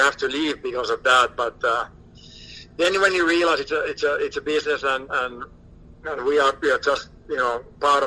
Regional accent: Finland; moved away as an adult; Growing up in Finland, we don't have a trade

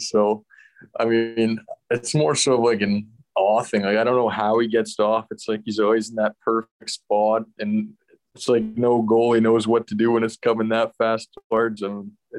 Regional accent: Leduc, Alberta, Canada; It was good. I had all my minor hockey and stuff over there. Both me and my brother played minor hockey there. It's just like 15 minutes south of Edmonton.

